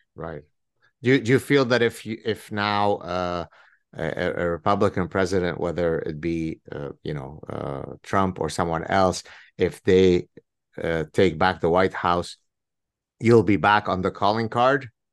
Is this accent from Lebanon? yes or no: yes; Lebanon; moved away; when I grew up in Lebanon